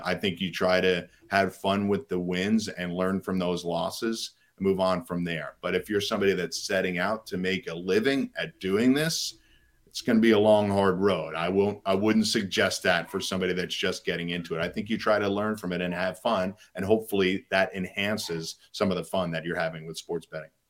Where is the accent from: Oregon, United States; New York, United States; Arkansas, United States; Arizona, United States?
New York, United States; I grew up in New York